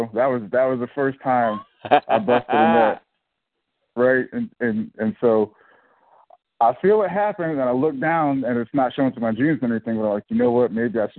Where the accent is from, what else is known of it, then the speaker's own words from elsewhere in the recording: Indiana, United States; moved away as an adult; he's like, where are you from? And I'm like, Indiana